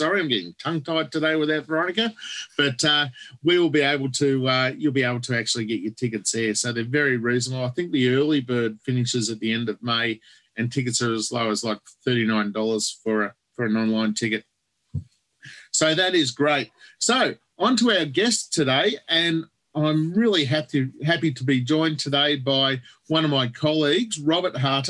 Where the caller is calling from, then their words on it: Victoria, Australia; We're calling from Victoria